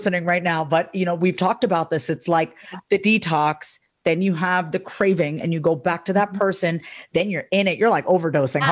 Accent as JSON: {"language": "English", "region": "New York", "country": "United States", "said": "I'm from New York"}